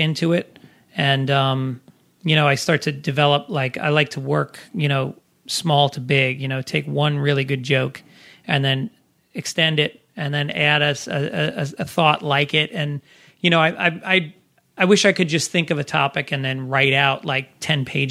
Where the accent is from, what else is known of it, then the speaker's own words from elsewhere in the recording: Tarrytown, New York, United States; the town I grew up in Tarrytown, New York